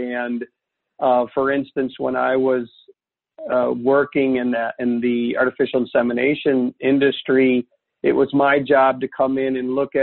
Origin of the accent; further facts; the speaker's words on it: the Midwest, Iowa, United States; moved away as an adult; also born or lived in Texas / Wisconsin; I grew up in the Midwest, and part of that was on a farm in Iowa